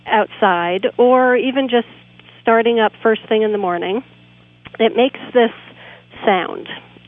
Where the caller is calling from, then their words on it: Sebastopol, California, United States; I'm calling from Sebastopol, California.